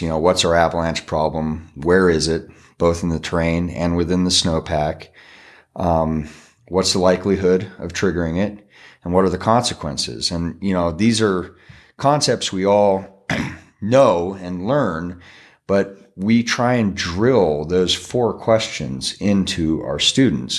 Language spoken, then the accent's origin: English; McCall, Idaho, United States; McCall, my hometown